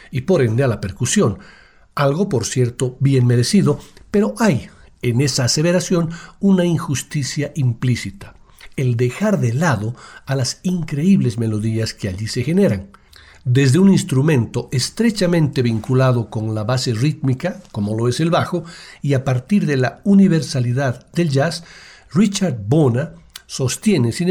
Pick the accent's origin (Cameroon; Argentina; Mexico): Cameroon; Hay una razón por la cual yo soy de Camerún. Hay una razón por la que pertenecemos a algún lugar del mundo. En el lugar de donde yo vengo, cantamos hermosas canciones, deberíamos estar orgullosos.